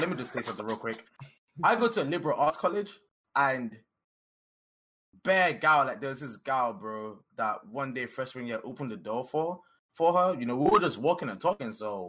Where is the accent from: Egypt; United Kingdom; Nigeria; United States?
Nigeria; We're both Nigerian of the same age.